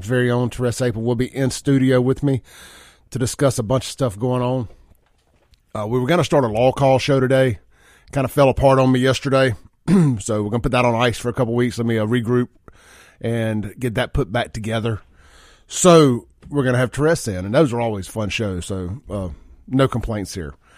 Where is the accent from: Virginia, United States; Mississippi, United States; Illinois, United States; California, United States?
Mississippi, United States; Jackson; I am from South Jackson